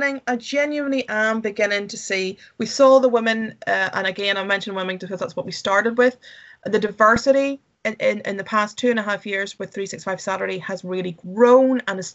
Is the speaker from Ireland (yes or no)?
yes; Ireland; And Scotland is, I would say, and I'm from Ireland, and it is pretty beautiful here.